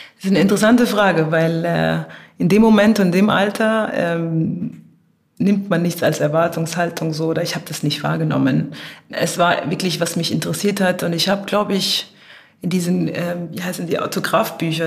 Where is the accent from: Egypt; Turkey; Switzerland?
Egypt; Cairo; moved away; also born or lived in Germany; wir in Ägypten aufwachsen als Kinder